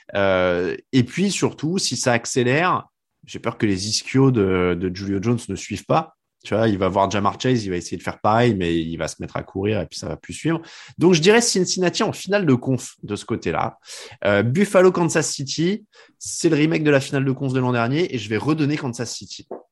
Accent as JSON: {"language": "French", "country": "France", "said": "on est français"}